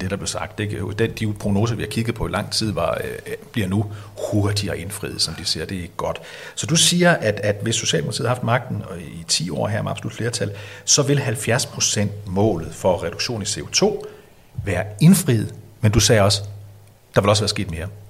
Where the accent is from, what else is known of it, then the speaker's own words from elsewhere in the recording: Denmark; vi som danskere